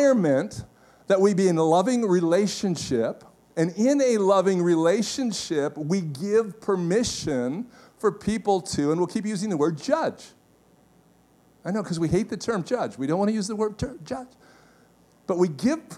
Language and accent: English; Canada; as a Canadian